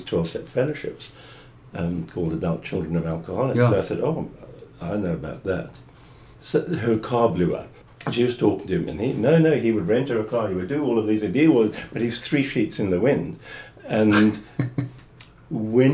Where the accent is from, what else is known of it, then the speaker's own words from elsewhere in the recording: Fish Hoek, Western Cape, South Africa; moved away as an adult; also born or lived in London / Florida; Born in Fishhook in a maternity home that no longer exists.